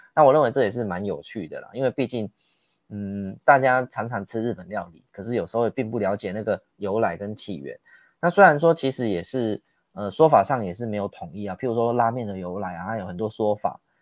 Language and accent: Chinese; Taiwan; 我们是台湾来的